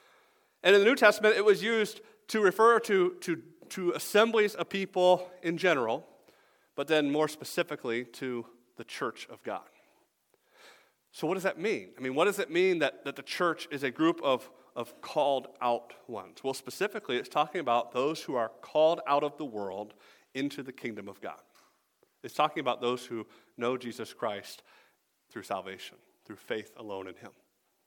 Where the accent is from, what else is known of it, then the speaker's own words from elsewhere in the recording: the South, United States; I told you, I'm from the South, right?